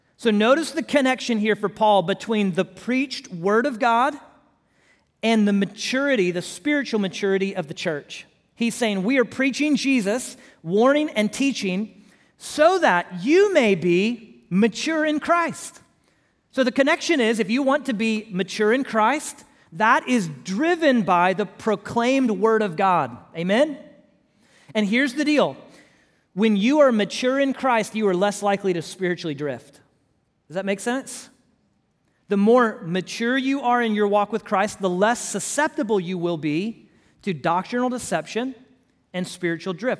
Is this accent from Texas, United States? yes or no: yes; Houston, Texas, United States; moved away; I'm from Houston originally.